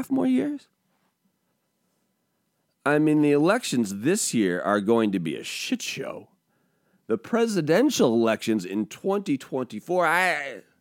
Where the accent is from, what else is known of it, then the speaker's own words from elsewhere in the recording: Spokane, Washington, United States; also born or lived in California / Portland / Seattle / Pullman; I was born in California. I went to high school in Spokane. I've lived in Portland uh, while I was growing up, uh, Seattle